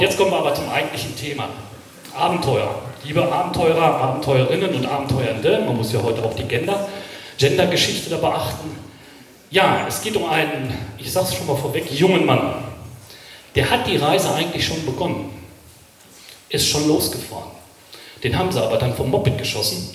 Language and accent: German; Ruhr area, North Rhine-Westphalia, Germany; ich komme aus dem Ruhrgebiet, also ich weiß, wo die Kohle wirklich schwarz ist.